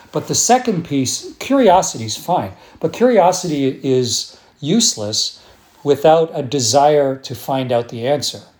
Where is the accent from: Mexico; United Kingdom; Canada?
Canada; Sarnia, Ontario; born there; But I was born in Sarnia, Ontario.